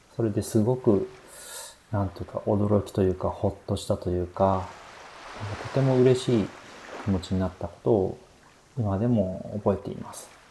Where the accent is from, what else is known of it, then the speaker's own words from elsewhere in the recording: Nagano, Japan; 私のふるさとの長野県の、えー、木曽という、えー、町